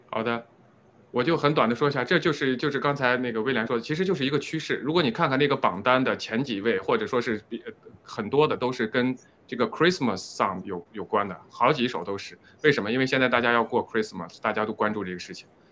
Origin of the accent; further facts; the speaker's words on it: China; 作为中国人